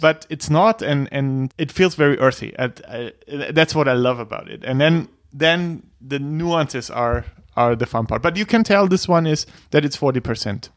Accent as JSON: {"language": "English", "region": "Bavaria", "country": "Germany", "said": "I'm from Germany, Bavaria."}